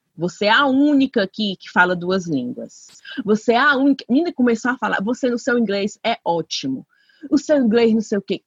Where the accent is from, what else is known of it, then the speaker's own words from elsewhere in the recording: Brazil; moved away; eu sou brasileira